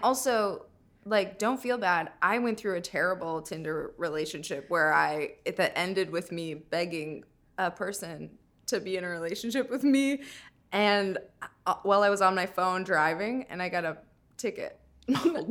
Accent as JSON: {"language": "English", "region": "Minnesota", "country": "United States", "moved": "yes", "said": "I'm from Minnesota"}